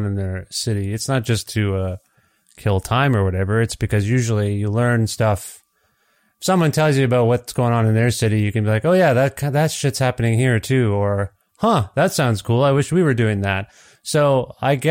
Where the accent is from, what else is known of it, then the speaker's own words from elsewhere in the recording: Canada; born and raised in Canada